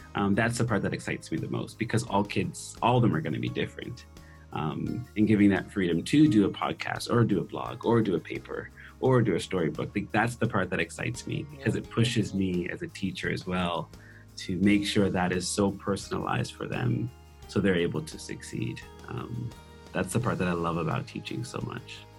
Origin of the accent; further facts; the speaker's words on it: Nova Scotia, Canada; first language English; moved away as an adult; I'm from Nova Scotia